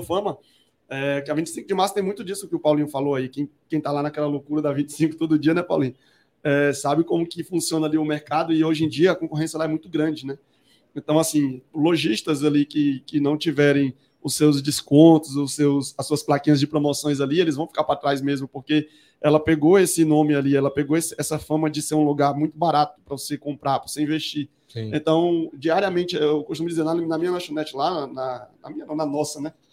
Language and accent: Portuguese; Ceará, Brazil; now in São Paulo, Brazil; eu voltei para o Ceará, sou cearense.